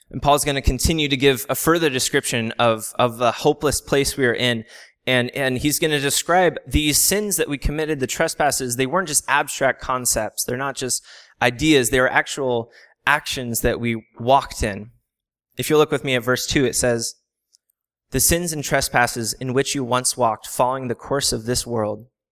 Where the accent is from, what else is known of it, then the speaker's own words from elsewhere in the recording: San Diego, California, United States; I'm originally from San Diego, um, so I live ten minutes from the beach. A lot of my memories growing up come from the ocean